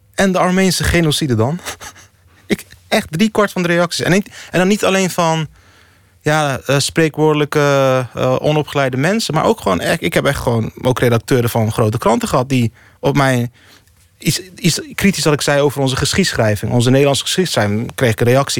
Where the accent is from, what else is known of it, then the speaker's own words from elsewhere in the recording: Rotterdam, South Holland, Netherlands; Dus in Rotterdam-Zuid, waar ik opgroeide, ja, ik woonde toen in Rotterdam-Lombardije.